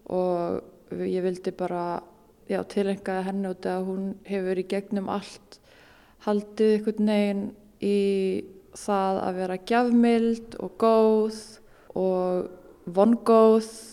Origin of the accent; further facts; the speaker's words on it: Iceland; alast upp á Íslandi og í bregðoltinu